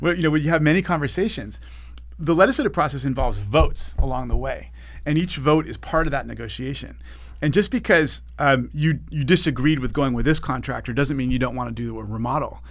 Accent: Santa Monica, California, United States; i grew up here in Santa Monica and served on the school board here

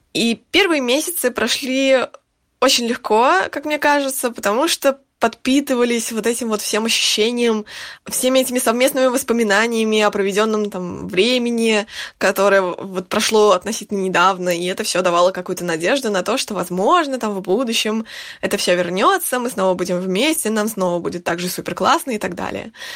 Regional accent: Saint Petersburg, Russia; moved away as an adult; now in Spain; Я уже больше семи лет живу за границей, но сама я из Петербурга

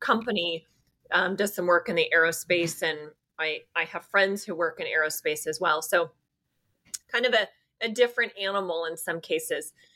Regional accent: the Bay Area, California, United States; moved away as an adult; now in Austin, United States; I was born and raised in the Bay Area and lived in California for most of my life. I moved to Austin

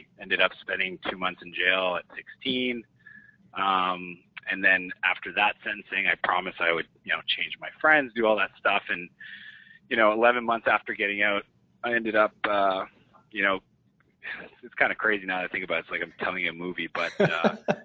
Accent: Moncton, New Brunswick, Canada; moved away as an adult; also born or lived in San Francisco; I grew up in Moncton, New Brunswick.

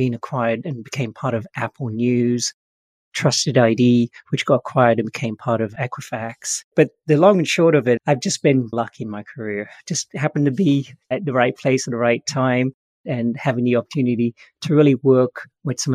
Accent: England, United Kingdom; now in San Francisco, United States; I grew up in England, but I found my way over to Silicon Valley in San Francisco.

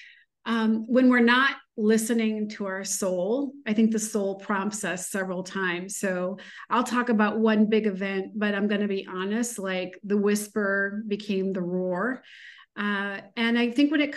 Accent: Midwest, United States; moved away as an adult; also born or lived in Chicago / San Francisco / New York; now in Miami, United States; I am a girl from the Midwest.

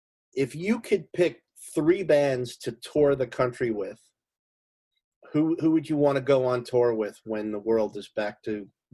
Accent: Oakland, New Jersey, United States; I grew up in Oakland

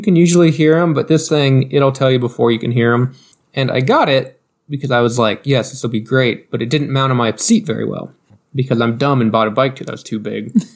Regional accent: Knoxville, Iowa, United States; we're from Southern Iowa, or not Southern Iowa, but Knoxville, Iowa

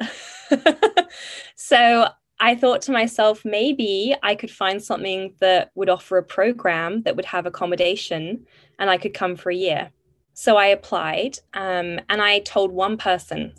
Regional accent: Bath, South West England, United Kingdom; moved away as an adult; now in United States; I grew up in Bath in southwest England

